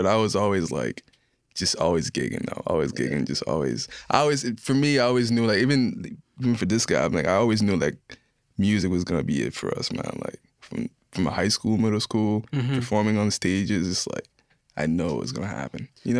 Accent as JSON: {"language": "English", "country": "Haiti"}